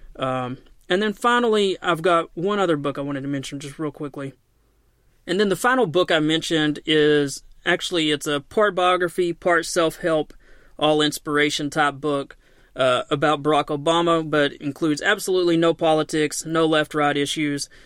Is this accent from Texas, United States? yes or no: no; Knoxville, Tennessee, United States